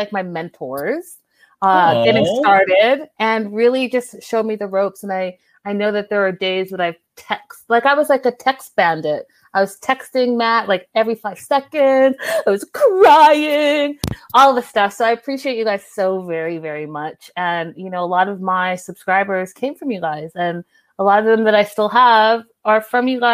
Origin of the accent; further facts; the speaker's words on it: Canada; accent: Canadian; my Canadian accent